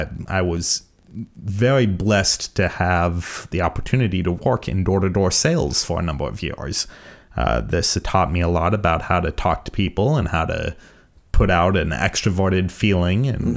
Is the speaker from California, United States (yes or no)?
yes; California, United States; So I won't be able to say that for much longer, that I'm mostly from California.